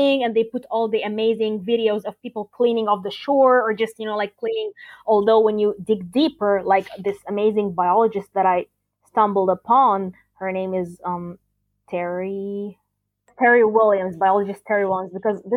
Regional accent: Alexandria, Alexandria Governorate, Egypt; I'm from a coastal city. I'm from Alexandria.

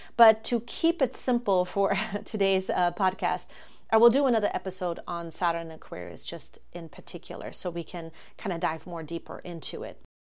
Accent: Germany; moved away as an adult; now in Florida, United States; I am originally from Germany. That's where I was born and raised.

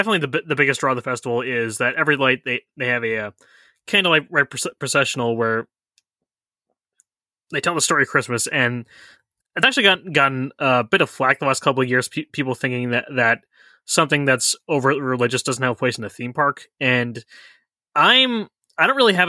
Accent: New York, United States; This is very important to me as a New Yorker.

